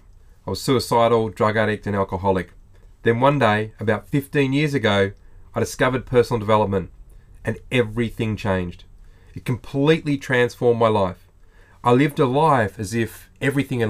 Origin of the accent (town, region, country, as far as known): Australia